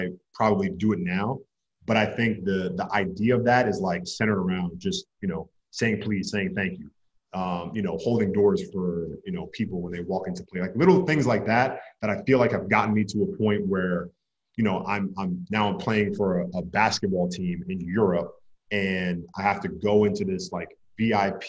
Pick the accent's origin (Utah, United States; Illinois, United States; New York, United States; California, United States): New York, United States; now in Los Angeles, United States; I'm from New York